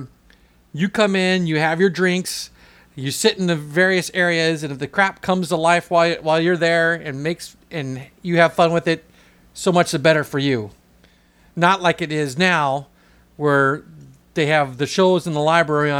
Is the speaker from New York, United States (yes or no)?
no; Southern California, United States; I don't say where I'm from because no one knows where this town is. I just say Southern California